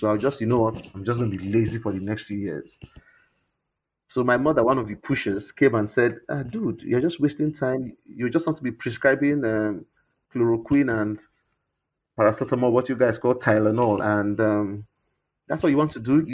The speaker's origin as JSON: {"language": "English", "town": "Warri", "region": "Delta", "country": "Nigeria", "tie": "born or raised there", "said": "Warri, where I grew up in the Niger Delta"}